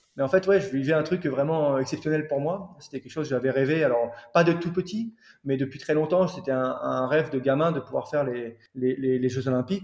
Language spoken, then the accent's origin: French; Calais, Hauts-de-France, France; je suis originaire de Calais